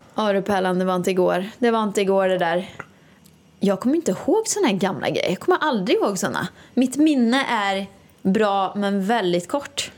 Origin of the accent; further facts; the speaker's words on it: Åmål, Västra Götaland, Sweden; now in Stockholm, Sweden; Åmål då, där jag kommer ifrån.